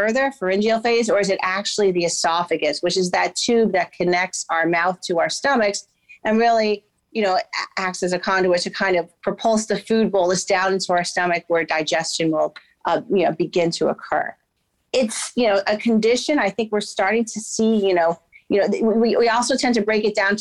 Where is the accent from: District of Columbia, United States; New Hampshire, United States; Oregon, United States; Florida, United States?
Florida, United States; Miami; also born or lived in Durham, North Carolina / Philadelphia, Pennsylvania; I am a native of Florida. I grew up in Miami, Florida.